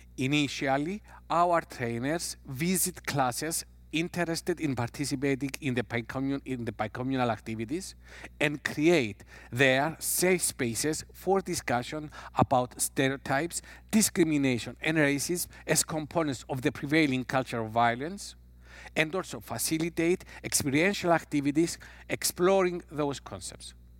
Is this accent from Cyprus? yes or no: yes; Cyprus; I'm coming from Cyprus